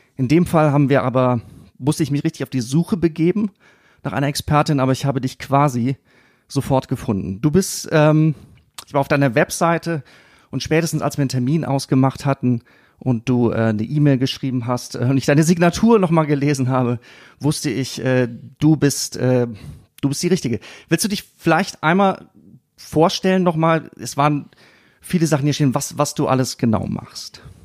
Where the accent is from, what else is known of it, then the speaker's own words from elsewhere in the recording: Siegen, North Rhine-Westphalia, Germany; Ich komme aus Siegen.